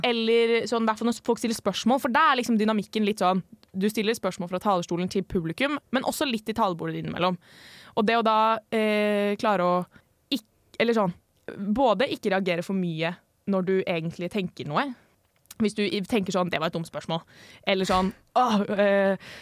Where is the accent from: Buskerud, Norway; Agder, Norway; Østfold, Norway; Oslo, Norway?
Oslo, Norway; moved away as an adult; now in Trondheim, Norway; Jeg er 22 år, kommer fra Oslo. Ja, der jeg kommer fra, heter ikke noe sånn veldig spesiell. Men eh, ja, Oslo øst eh, i nærheten av Vålerenga